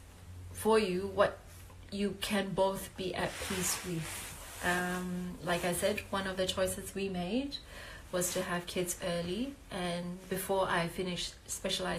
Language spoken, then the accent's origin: English; Malaysia; also born or lived in Adelaide, Australia; now in Melbourne, Australia; I am originally from Malaysia